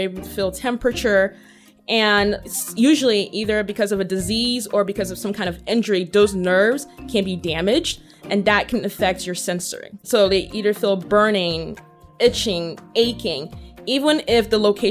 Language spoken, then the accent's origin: English; United States; also born or lived in Nigeria; I spent most of my childhood here in the United States.